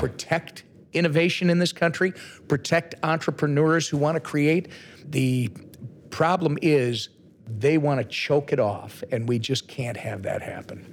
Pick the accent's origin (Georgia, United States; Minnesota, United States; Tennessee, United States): Minnesota, United States; I'm from Minnesota.